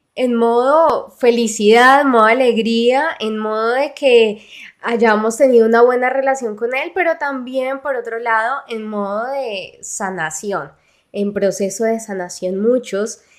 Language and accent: Spanish; Colombia; de Colombia